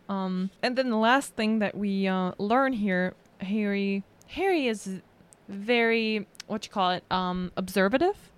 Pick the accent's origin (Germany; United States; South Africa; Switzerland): Germany; moved away; from Germany.